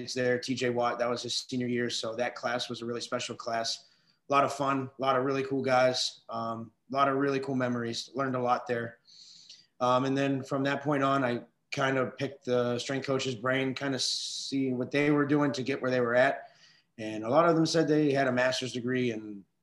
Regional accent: Weirton, West Virginia, United States; moved away; I am originally from Weirton, West Virginia, small town right outside of Pittsburgh.

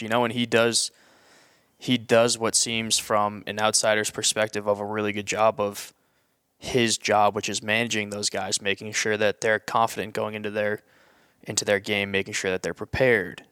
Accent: New England, United States; as a kid growing up in New England

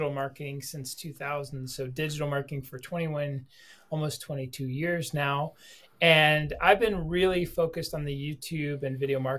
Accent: Dallas, Texas, United States; moved away as an adult; we're from Dallas and we moved here about a year and a half ago

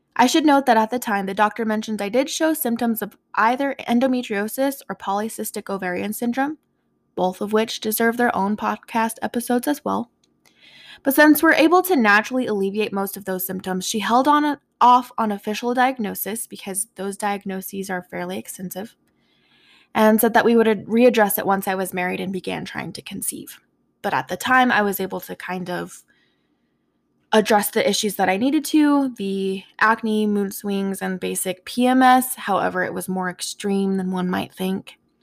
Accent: Four Corners area of New Mexico, United States; now in West Texas, United States; I grew up in the Four Corners area of New Mexico

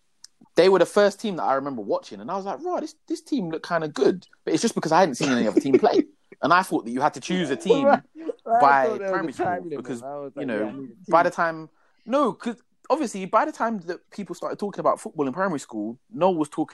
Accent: London, United Kingdom; I was born in London

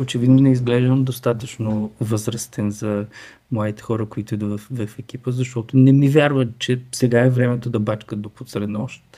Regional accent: Strazhitsa, Dobrich Province, Bulgaria; От стражица съм

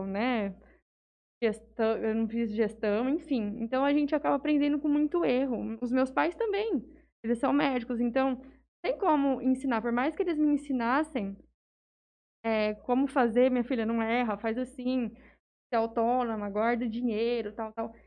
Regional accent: Jales, São Paulo, Brazil; Eu nasci em São Paulo, mas eu sou praticamente jalesense. Eu vim pra cá com um ano e pouquinho

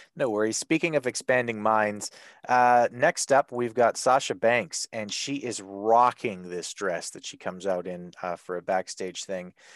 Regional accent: Canada; I'm Canadian

